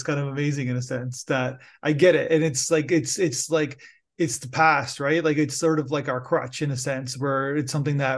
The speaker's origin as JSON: {"language": "English", "country": "Canada", "said": "I'm Canadian"}